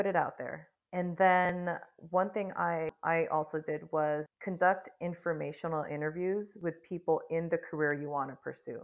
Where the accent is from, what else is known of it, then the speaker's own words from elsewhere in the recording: United States; as Filipinas, Filipino Americans, there's this family and societal role that we've been given